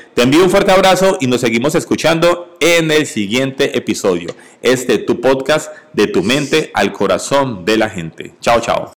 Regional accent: Colombia; en mi país natal, Colombia

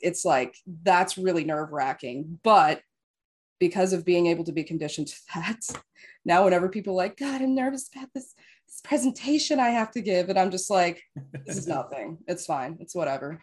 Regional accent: Las Vegas, Nevada, United States; now in West Coast, United States; I grew up in Las Vegas

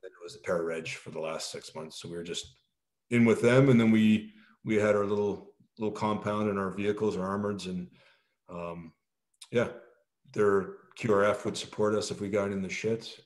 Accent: Canada; moved away as an adult; also born or lived in France; I'm always Canadian

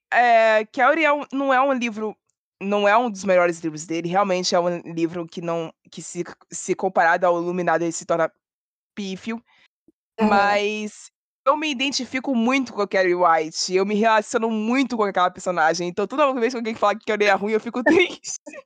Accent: Rio de Janeiro, Brazil; eu sou do Rio de Janeiro

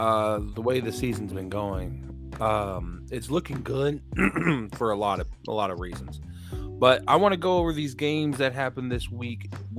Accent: Texas, United States; I'm from Texas.

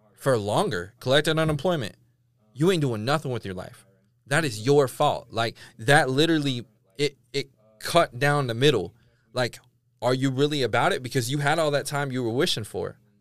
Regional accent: California, United States; moved away as an adult; now in Tulsa, United States; I'm from Cali

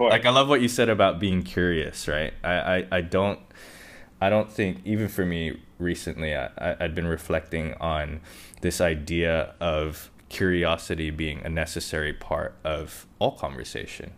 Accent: Hong Kong; I grew up in Hong Kong

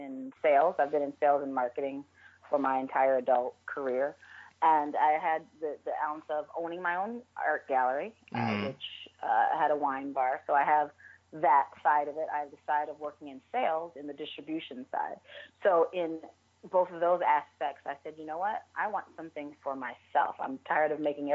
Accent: Chicago, Illinois, United States; also born or lived in New York / Las Vegas; Born and raised in the west suburbs of Chicago.

